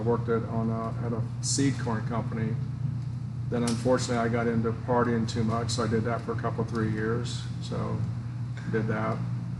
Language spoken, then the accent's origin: English; Kentland, Indiana, United States; moved away as an adult; also born or lived in Texas; now in Florida, United States; No, I was born in Indiana a long time back in 1956. Grew up on a farm, learned how to work with my hands and a lot of physical labor.